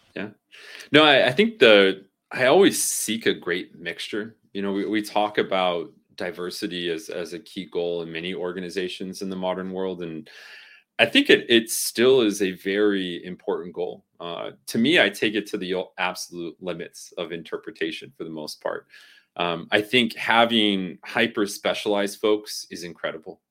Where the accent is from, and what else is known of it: Southern California, United States; born or raised there